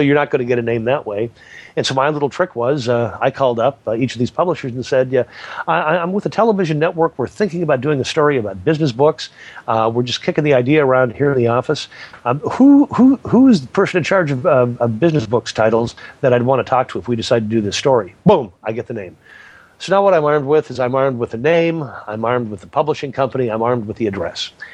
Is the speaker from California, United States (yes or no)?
yes; California, United States; I'm from California.